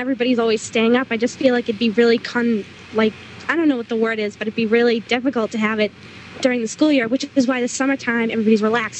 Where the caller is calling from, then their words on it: New York, United States; I'm in New York right now. I'm in college.